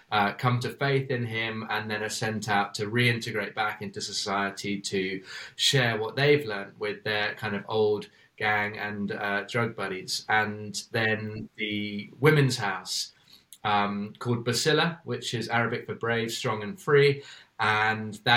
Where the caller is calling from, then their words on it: Cape Town, Western Cape, South Africa; Yeah, we're joining you from Manenberg, um